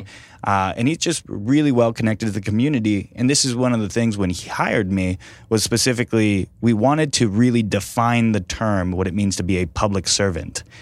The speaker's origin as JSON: {"language": "English", "town": "Sacramento", "region": "California", "country": "United States", "tie": "born or raised there", "moved": "as an adult", "lives_now": "Fresno, United States", "said": "I grew up right off of Watt Avenue and Eighth Street."}